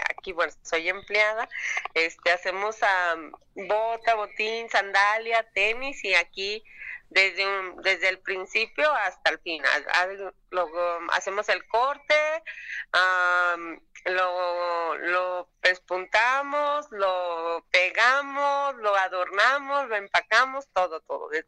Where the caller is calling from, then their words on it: Guadalajara, Jalisco, Mexico; de Guadalajara.